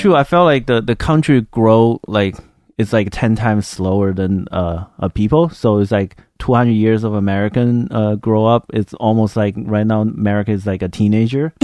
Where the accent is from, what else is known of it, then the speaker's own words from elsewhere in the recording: China; now in United States; I grew up in China, if you didn't pick up the accent yet.